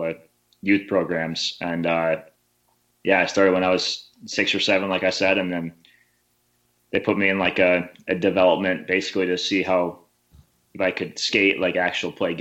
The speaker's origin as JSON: {"language": "English", "town": "Alpena", "region": "Michigan", "country": "United States", "tie": "born or raised there", "also_born_or_lived": "Toledo, Ohio", "moved": "as an adult", "lives_now": "Sweden", "said": "growing up in Alpena"}